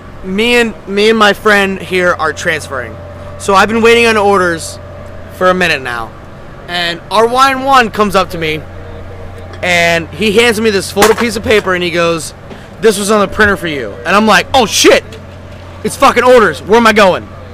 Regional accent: Pennsylvania, United States; I'm from Pennsylvania, and I'm in the Pennsylvania hardcore area

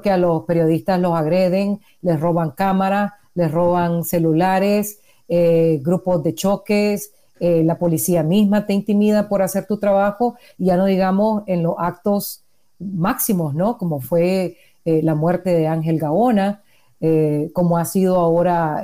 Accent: Nicaragua; soy periodista independiente nicaragüense

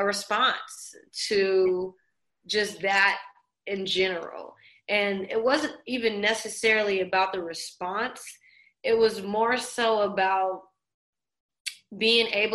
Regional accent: New Orleans, Louisiana, United States; also born or lived in Los Angeles; even though I'm born in LA, my family's from New Orleans. So I spent a lot of my childhood growing up in New Orleans

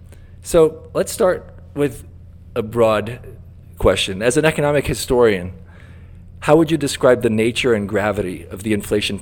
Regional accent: Brazil; moved away; my home country of Brazil.

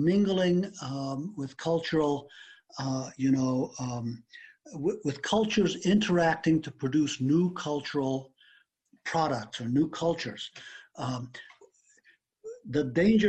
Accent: Afghanistan; moved away; I was born and raised in Afghanistan.

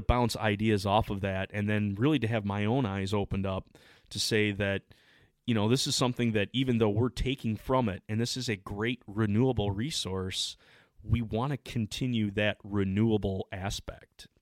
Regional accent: Michigan, United States; we're from the Midwest. I'm from Michigan

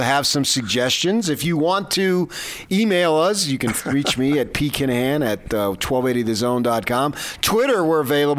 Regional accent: the Oranges, New Jersey, United States; moved away; And I grew up a lot in the Italian community of New Jersey, in the Oranges, where my mother had 9 siblings.

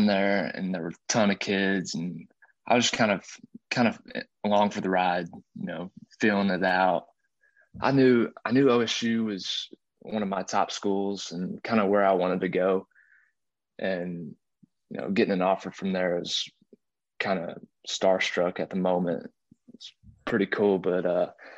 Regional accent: Arkansas, United States; I'm just a kid from Arkansas

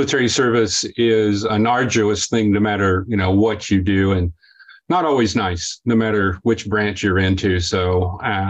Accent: Levelland, Texas, United States; I was born in Levelland, Texas, which is a tiny little town west of Lubbock, 1952

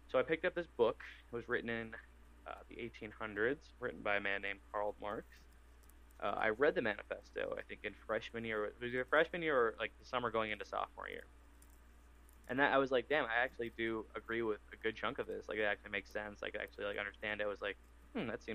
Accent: Waconia, Minnesota, United States; growing up in Waconia, Minnesota, Carver County

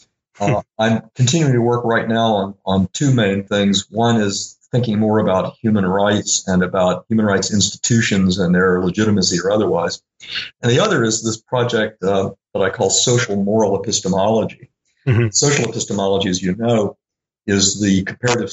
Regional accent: Little Rock, Arkansas, United States; I grew up in Little Rock, Arkansas

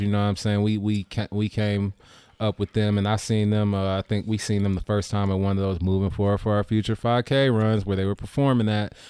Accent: Richmond, United States; when I grew up in Richmond, it was predominantly black.

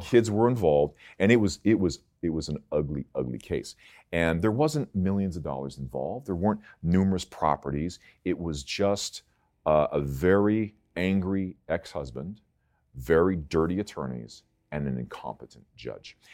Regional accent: Palos Verdes, California, United States; I grew up in Palos Verdes

